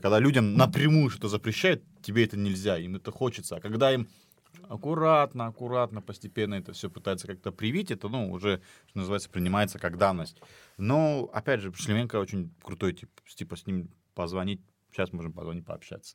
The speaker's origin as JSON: {"language": "Russian", "region": "Dagestan", "country": "Russia", "said": "я дагестанец"}